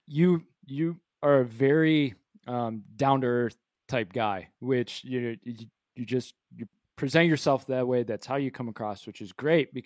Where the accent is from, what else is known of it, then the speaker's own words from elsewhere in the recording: Grand Haven, Michigan, United States; moved away; I'm from Michigan originally. I'm born and raised. I lived in Grand Haven